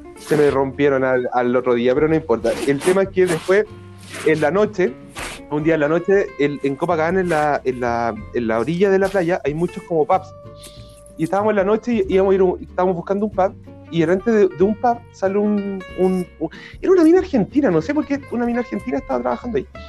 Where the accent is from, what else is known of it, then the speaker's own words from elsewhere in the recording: Chile; somos chilenos.